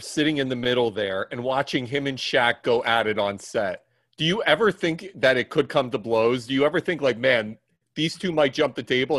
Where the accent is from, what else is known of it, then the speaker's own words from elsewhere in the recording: Philadelphia, Pennsylvania, United States; moved away; I'm originally from Philadelphia.